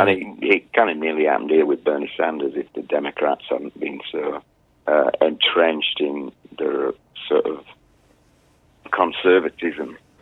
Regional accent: England, United Kingdom; now in Twisp, United States; I'm English. I'm English

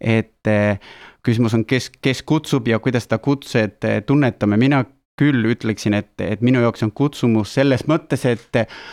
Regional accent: Argentina; moved away; mina olen pärit Argentiinast

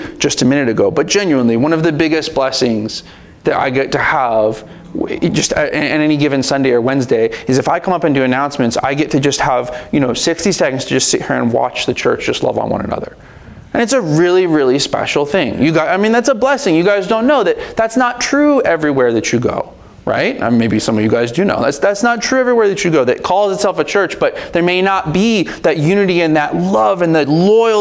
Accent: United States; we're American, and we don't really like people telling us what to do around here

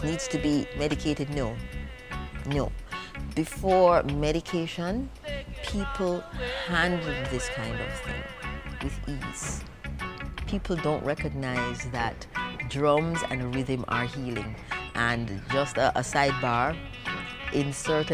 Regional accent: Jamaica; the dancing that we do as Jamaican people

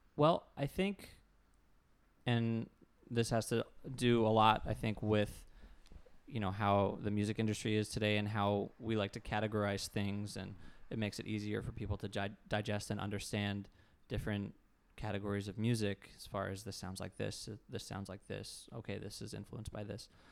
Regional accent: Tarpon Springs, Florida, United States; moved away as an adult; also born or lived in Jacksonville, Florida / Boston / New York; up in Tarpon Springs, Florida, which is near Tampa

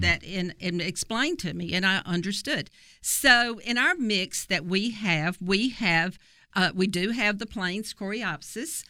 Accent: Copiah County, Mississippi, United States; I'm actually from Kapai County

